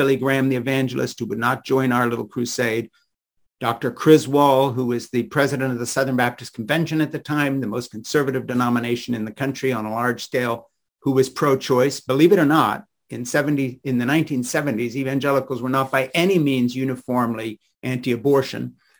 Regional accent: Switzerland; I was raised in Switzerland by evangelical missionary parents, Francis and Edith Schaefer

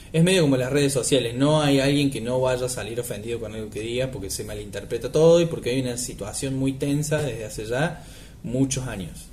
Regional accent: a town in the interior of Córdoba, Argentina; now in Córdoba, Argentina; yo no soy eh, nativo de Córdoba, sino que soy de un pueblo del interior

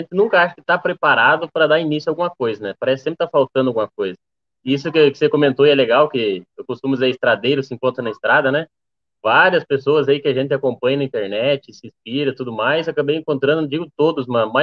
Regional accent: Rio Grande do Sul, Brazil; also born or lived in Mato Grosso; tenho 23 anos, sou natural do Mato Grosso, porém eu só nasci no Mato Grosso e fui embora para o Rio Grande do Sul, onde eu me criei lá, né?

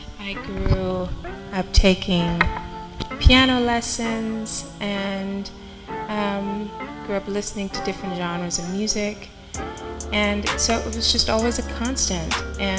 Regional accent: Little Rock, Arkansas, United States; Well, I think I pretty much had a very normal childhood. I grew up in the church.

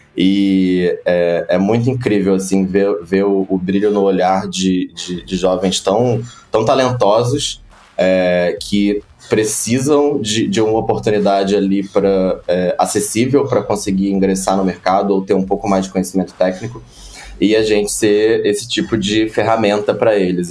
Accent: Rio de Janeiro, Brazil; moved away as an adult; now in São Paulo, Brazil; Sou do Rio de Janeiro, da Zona Oeste do Rio de Janeiro. É, já tô em São Paulo já há um tempinho.

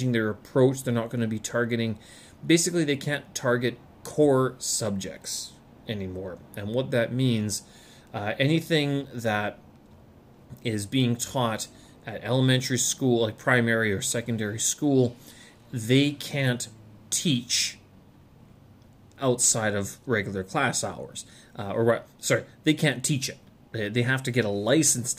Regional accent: Canada; moved away as an adult; now in Beijing, China; back in Canada, though, August was always the month that harvest would begin, and since in my hometown it was surrounded by farms

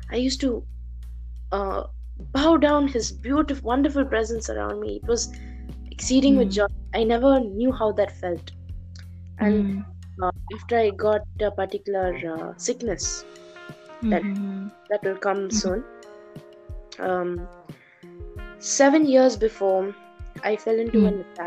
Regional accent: Doha, Qatar; I'm born and brought up in Doha, Qatar, born in 7th March 2005

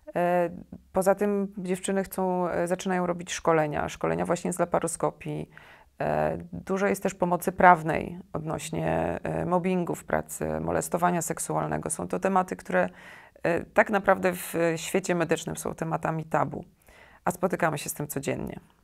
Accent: Białystok, Podlaskie Voivodeship, Poland; moved away as an adult; also born or lived in Kraków; jestem z Białego Stoku

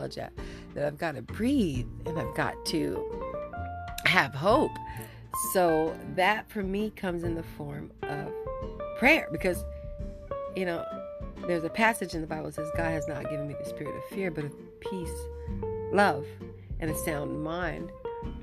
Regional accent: United States; moved away as an adult; now in Vancouver, Canada; I'm originally from America

